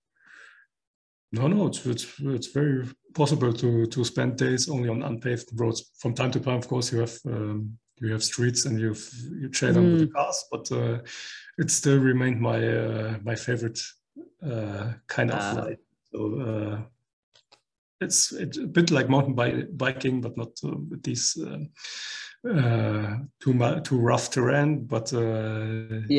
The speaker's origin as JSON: {"language": "English", "town": "Koblenz", "region": "Rhineland-Palatinate", "country": "Germany", "tie": "born or raised there", "said": "Koblenz, my hometown in Germany."}